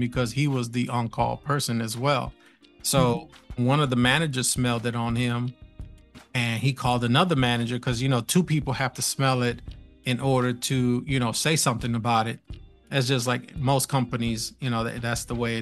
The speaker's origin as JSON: {"language": "English", "region": "New York", "country": "United States", "moved": "yes", "said": "I was from New York"}